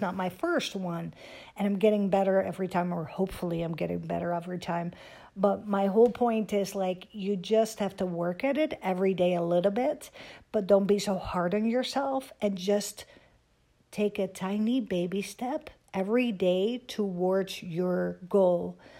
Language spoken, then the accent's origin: English; Netherlands; moved away as an adult; also born or lived in Amsterdam / Miami; now in United States; Growing up in Holland, I was dreaming of, um, living in America